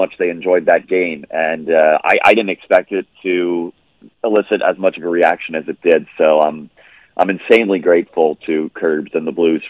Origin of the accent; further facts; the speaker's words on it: Philadelphia, Pennsylvania, United States; moved away; I'm originally from Philadelphia, so I grew up